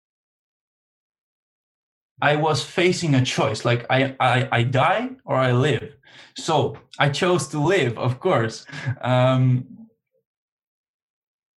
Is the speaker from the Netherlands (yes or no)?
yes; Netherlands; I'm from Holland and I'm 23 years old